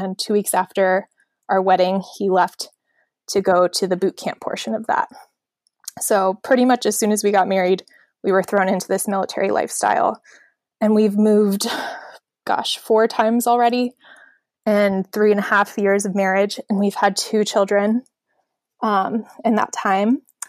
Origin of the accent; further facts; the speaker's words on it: Annapolis, Maryland, United States; also born or lived in San Diego; So when people ask me that, the short answer I give is I'm from Annapolis, Maryland. The long answer is, well, I was born in San Diego. But I moved away before I could even remember it, and I grew up all over the country.